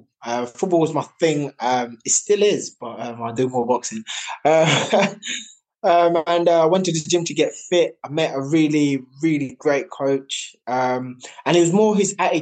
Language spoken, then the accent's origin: English; Jamaica; now in United Kingdom; growing up in Jamaica, we had our own animals